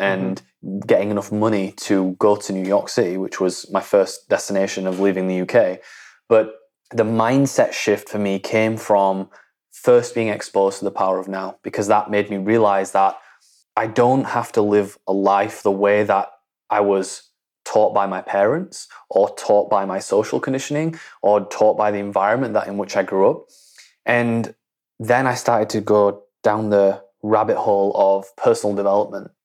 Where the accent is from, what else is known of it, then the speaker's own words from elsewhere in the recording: Leeds, Yorkshire and the Humber, United Kingdom; I grew up in Leeds, which is in, in the north of England, right? I'm from a small town in, in between Leeds and Bradford.